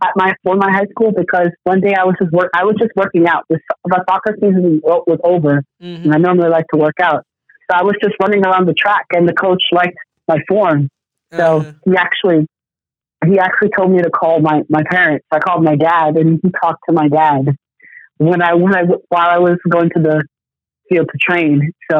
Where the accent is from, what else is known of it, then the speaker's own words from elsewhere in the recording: West Orange, New Jersey, United States; also born or lived in Austin, Texas; I was born and raised in West Orange, New Jersey. Went to West Orange High School. I went to undergrad in UT Austin, and my major is in neuroscience.